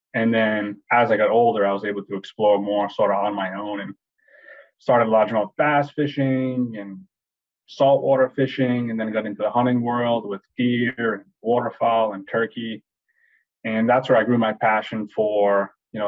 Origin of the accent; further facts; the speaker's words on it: Swansea, Massachusetts, United States; Born and raised in Swansea, Mass.